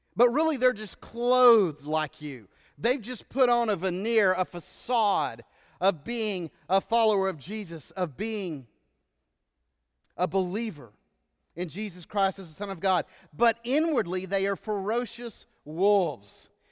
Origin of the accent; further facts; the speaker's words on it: Texas, United States; moved away as an adult; now in Georgia, United States; where I grew up in Texas and most of where I lived